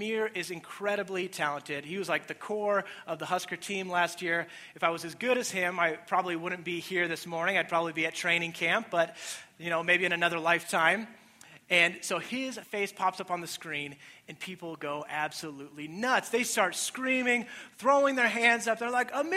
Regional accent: Colorado, United States; now in Nebraska, United States; I am from Colorado

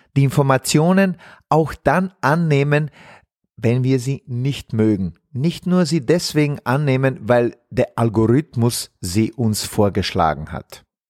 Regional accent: Zenica, Federation of Bosnia and Herzegovina, Bosnia & Herzegovina; moved away; in meiner Heimatstadt Senica, wo ich aufgewachsen bin

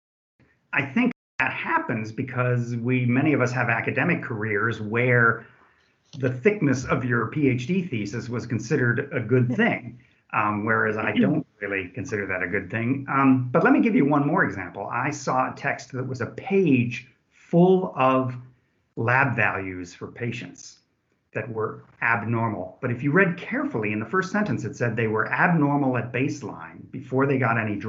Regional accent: California, United States; moved away as an adult; now in Germany; I am from California. However, I've been in Germany since 1986, came over to do my postdoc

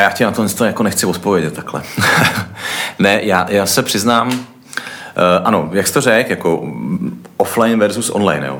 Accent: Czechia; my jsme Češi

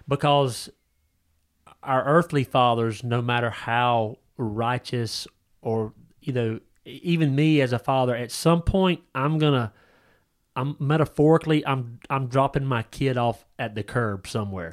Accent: United States; this country, um, in, in America

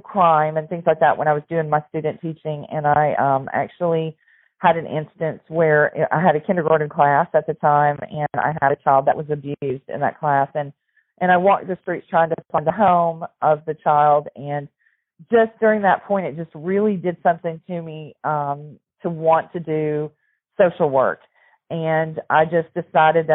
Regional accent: Southern Illinois, United States; moved away as an adult; now in Tennessee, United States; I grew up in Southern Illinois

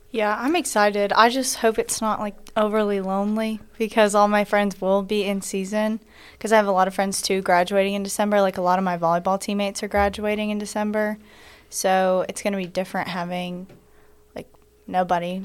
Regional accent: Locust Grove, Georgia, United States; I'm from Locust Grove, Georgia, but my family currently lives in Macon, so I am from Georgia.

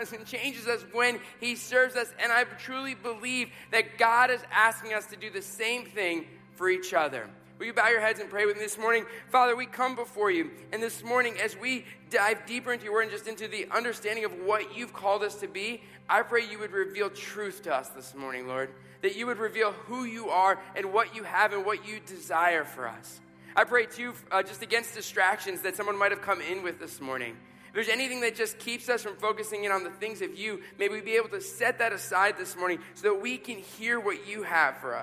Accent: New York City, New York, United States; moved away; I was growing up in New York City, and I was in college at this point.

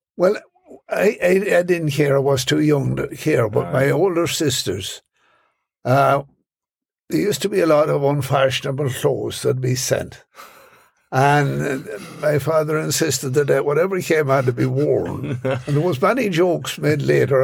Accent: Ireland; born or raised there; now in New York City, United States

